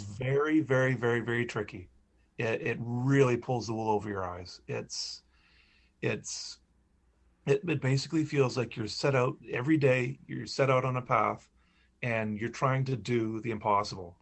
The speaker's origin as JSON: {"language": "English", "area": "Charlotte County", "region": "New Brunswick", "country": "Canada", "tie": "born or raised there", "moved": "as an adult", "said": "I grew up in Charlotte County."}